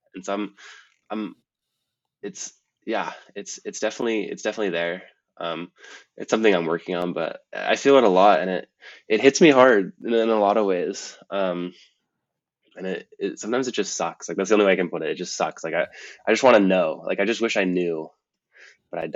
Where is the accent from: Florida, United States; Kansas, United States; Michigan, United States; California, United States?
California, United States; Marin; moved away as an adult; also born or lived in Montana; growing up in Marin